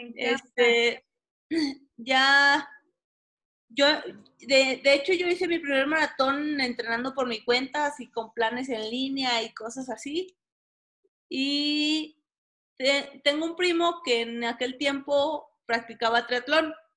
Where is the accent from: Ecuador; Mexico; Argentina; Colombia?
Mexico; Durango; also born or lived in Guanajuato / Tabasco; soy originaria de Durango